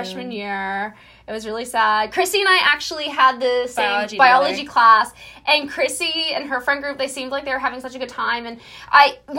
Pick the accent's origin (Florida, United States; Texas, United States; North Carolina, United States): Florida, United States; I'm 18. Well, we're both 18. And I'm from Florida.